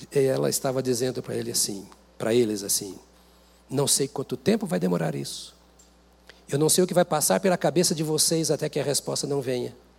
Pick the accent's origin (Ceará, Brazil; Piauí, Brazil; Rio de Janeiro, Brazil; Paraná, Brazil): Paraná, Brazil; interior of; moved away; Eu lembro do meu tempo no interior do Paraná, que a terra roxa, sem asfalto